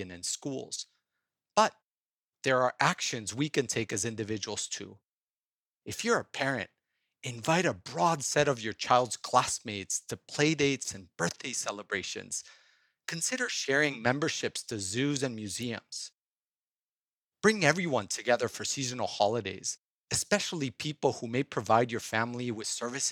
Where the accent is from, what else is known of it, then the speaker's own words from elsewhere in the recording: Cuernavaca, Morelos, Mexico; now in San Mateo, United States; I grew up playing soccer in Cuernavaca, Mexico.